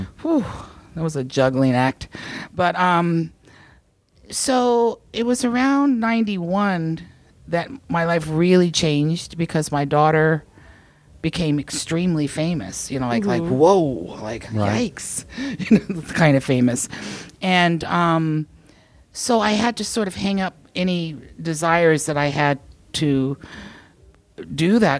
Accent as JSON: {"language": "English", "region": "the South", "country": "United States", "tie": "born or raised there", "moved": "yes", "said": "I grew up in the South"}